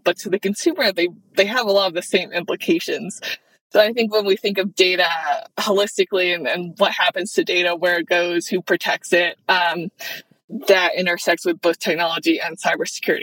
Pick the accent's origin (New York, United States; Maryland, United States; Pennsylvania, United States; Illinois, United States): Maryland, United States; accent: Maryland; I grew up about an hour outside of Baltimore, though. So I am a Marylander, diehard, born and raised.